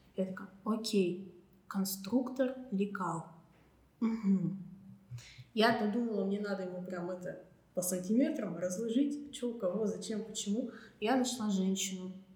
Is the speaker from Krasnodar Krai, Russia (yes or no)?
no; Serov, Sverdlovsk Oblast, Russia; moved away; я уехала в родной город на каникулы в Серов